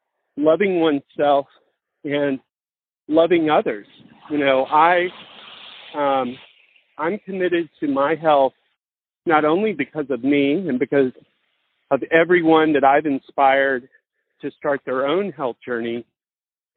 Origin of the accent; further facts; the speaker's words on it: Mississippi, United States; growing up in Mississippi